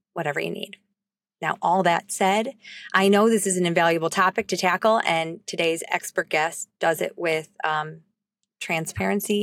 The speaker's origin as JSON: {"language": "English", "town": "Highland Park", "region": "Illinois", "country": "United States", "tie": "born or raised there", "said": "my hometown of Highland Park"}